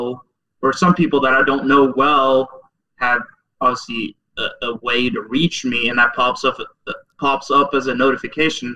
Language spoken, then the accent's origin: English; Norway; moved away as an adult; also born or lived in Oklahoma; I grew up in Norway